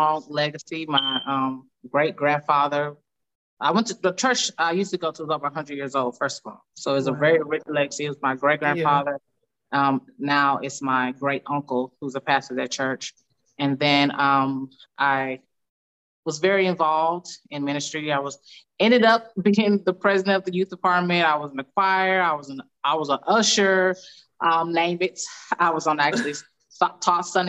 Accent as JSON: {"language": "English", "town": "Dallas", "region": "Texas", "country": "United States", "also_born_or_lived": "Colorado", "moved": "as an adult", "lives_now": "Houston, United States", "said": "I'm originally from Dallas. Well, I was born in Colorado, but I lived in Dallas about half of my life, I think, just about half, Dallas, Texas, and I currently live in Houston, Texas"}